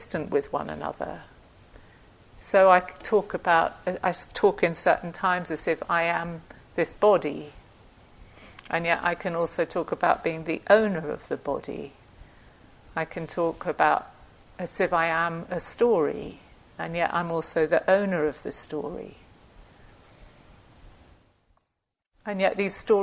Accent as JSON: {"language": "English", "country": "United Kingdom", "said": "I'm British"}